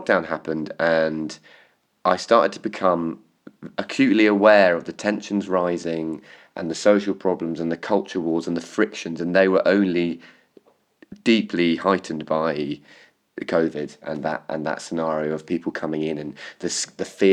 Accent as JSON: {"language": "English", "area": "Cornwall", "region": "South West England", "country": "United Kingdom", "tie": "born or raised there", "accent": "Cornish", "moved": "as an adult", "said": "I grew up in Cornwall"}